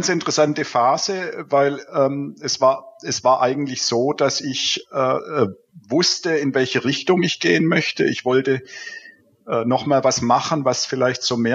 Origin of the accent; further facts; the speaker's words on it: Baden-Württemberg, Germany; now in Cologne, Germany; Wie man hört, äh, bin ich im Schwabenland äh, aufgewachsen und äh, seit 14 Jahren hier in Köln